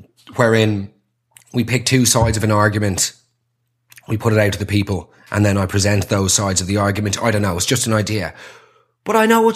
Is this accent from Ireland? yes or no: yes; Ireland; as Irish people